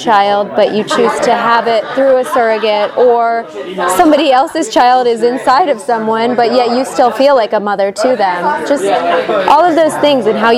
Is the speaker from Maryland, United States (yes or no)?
no; Toledo, Ohio, United States; now in Los Angeles, United States; I grew up in Toledo, Ohio, moved out to LA, went to UCLA